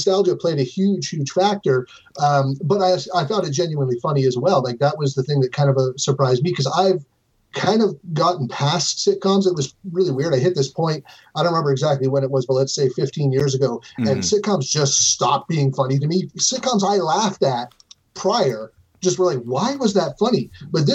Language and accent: English; Niagara Falls, Ontario, Canada; I'm from Canada, so America light, right? So we grew up with we grew up with all the same sitcoms, all the same TV. In fact, I grew up in Niagara